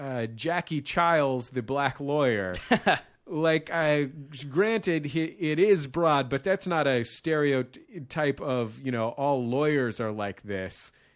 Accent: San Francisco, California, United States; I'm from San Francisco. I went to theater school.

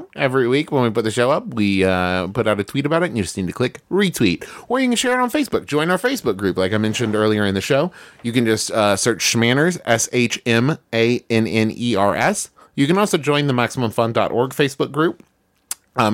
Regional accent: West Virginia, United States; was raised in West Virginia, which is not really the South, but a lot of Southern tendencies, I would say.

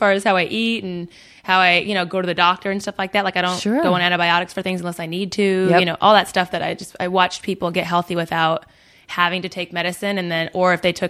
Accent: San Diego, California, United States; I'm from San Diego, like East County, South East County. It's called La Mesa in Rancho San Diego. It's I went to Monta Vista High School

